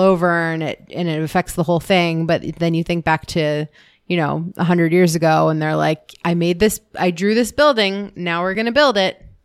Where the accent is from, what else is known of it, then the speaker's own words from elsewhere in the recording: Pittsburgh, Pennsylvania, United States; I grew up in Pittsburgh